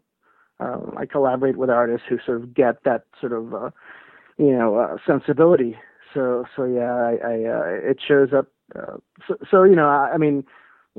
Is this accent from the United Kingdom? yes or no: no; Puerto Rico; I was born and raised in Puerto Rico